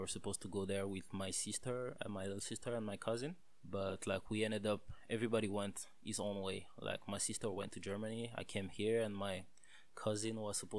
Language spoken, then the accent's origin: English; DR Congo; now in Canada; I'm from Congo, Central Africa, the real Congo, because apparently there are two of them.